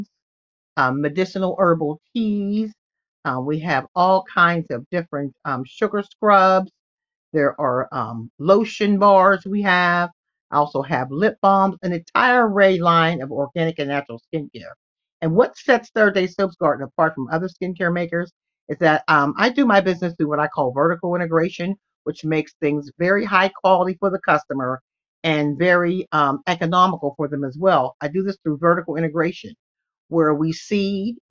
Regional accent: Pittsburgh, Pennsylvania, United States; I'm from Pittsburgh, Pennsylvania

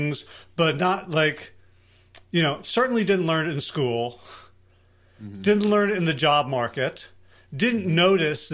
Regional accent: South Orange, New Jersey, United States; I grew up in South Orange

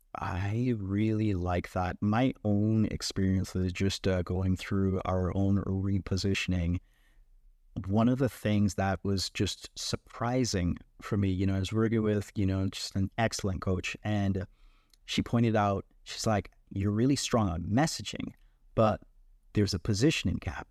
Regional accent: Jamaica; I am born and raised in Jamaica

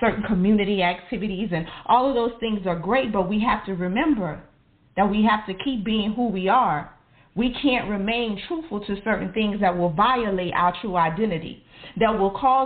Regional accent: New Orleans, Louisiana, United States; I grew up in New Orleans. I grew up in the projects

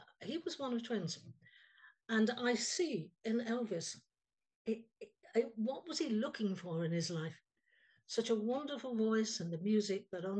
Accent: England, United Kingdom; I was born in England

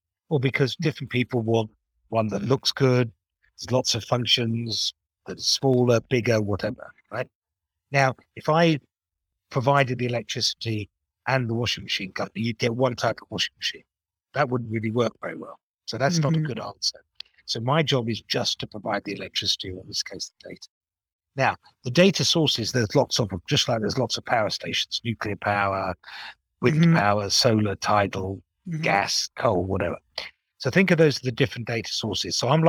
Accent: Japan; born there; even though I used to be fluent in Japanese because I was born in Japan.

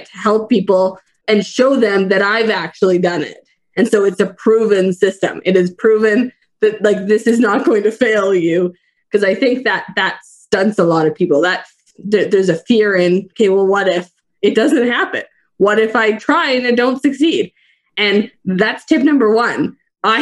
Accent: Fernie, British Columbia, Canada; I live in beautiful Fernie, British Columbia, Canada

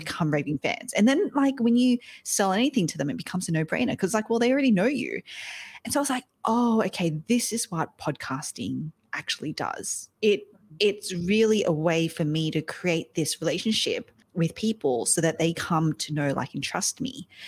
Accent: Australia; now in New York City, United States; I am Aussie. I'm Australian, um, but I live over in the States now. I'm here in New York City.

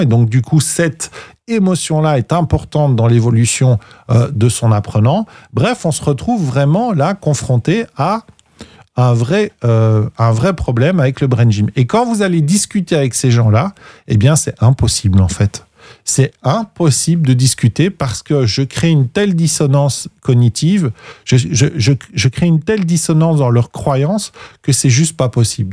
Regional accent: Belgium; chez nous en Belgique

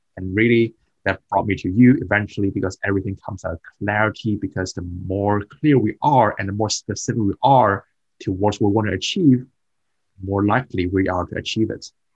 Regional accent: Hong Kong; moved away as an adult; also born or lived in United Kingdom; I moved from Hong Kong to UK as a foreign student when I was mm-hmm. 18 years old.

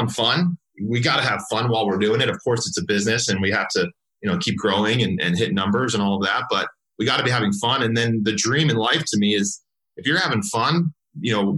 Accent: Southern California, United States; I grew up actually in Southern California. I lived there my whole life through undergrad

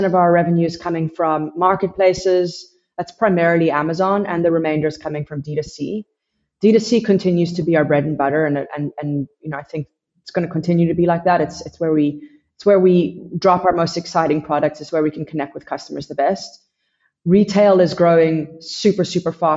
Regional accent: United States; moved away as an adult; now in South Africa; I'm based in South Africa. I'm originally from America

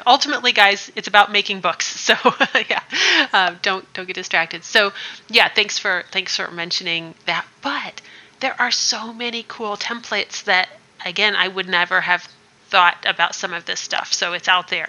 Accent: Midwest, United States; I'm from the Midwest

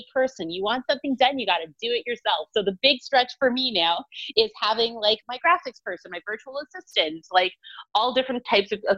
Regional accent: Toronto, Ontario, Canada; I'm from Toronto, Ontario

